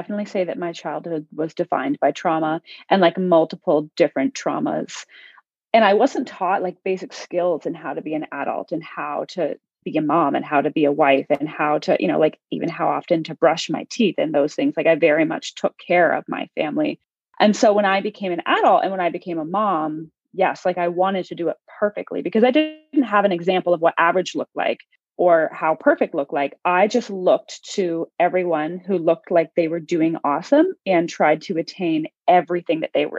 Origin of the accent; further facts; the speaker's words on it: Ontario, Canada; So I was born and raised in Canada. I'm from a province called Ontario.